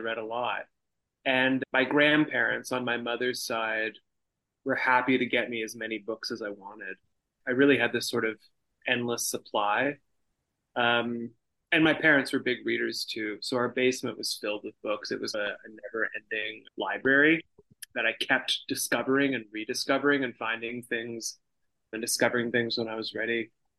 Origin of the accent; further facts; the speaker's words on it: Toronto, Ontario, Canada; So I grew up in Toronto. I've taken a few little departures here and there and lived in other parts of the world, but mostly I've been based in Toronto my entire life.